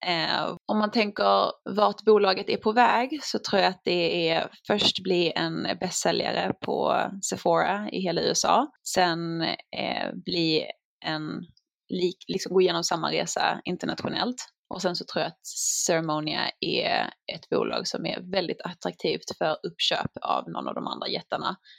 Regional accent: Sweden; now in United States; man är ganska orädd som svensk

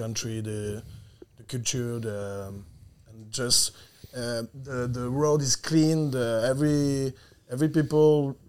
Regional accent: France; I'm from France.

